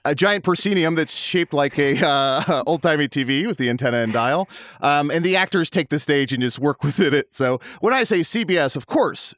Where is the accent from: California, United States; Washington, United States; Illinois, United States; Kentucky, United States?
Illinois, United States; Chicago; moved away; I grew up around Chicago for some of my life